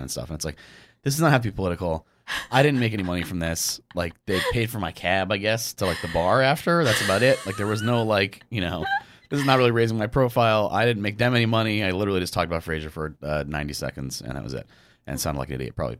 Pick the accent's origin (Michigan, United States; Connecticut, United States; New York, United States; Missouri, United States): Connecticut, United States; Fairfield; I grew up in Connecticut